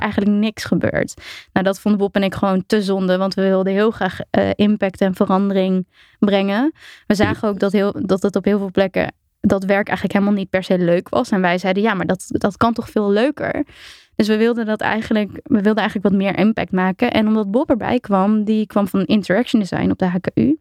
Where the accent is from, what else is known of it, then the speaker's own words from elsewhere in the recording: Apeldoorn, Gelderland, Netherlands; Ik ben inderdaad ehm, opgegroeid in Apeldoorn.